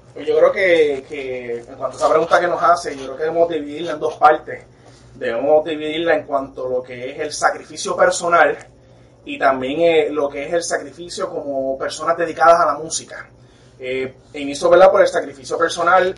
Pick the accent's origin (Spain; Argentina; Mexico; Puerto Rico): Puerto Rico; Nosotros somos puertorriqueños, somos latinos